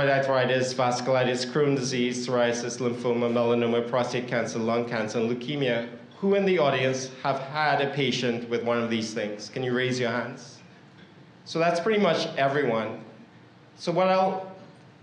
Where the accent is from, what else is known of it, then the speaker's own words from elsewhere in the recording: Northern California, United States; I'm from Northern California